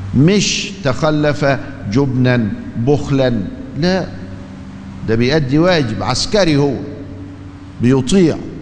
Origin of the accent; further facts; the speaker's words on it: Egypt; ما هو في حاجة عندنا في مصر